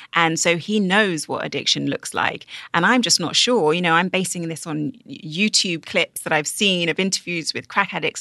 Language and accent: English; United Kingdom; I'm British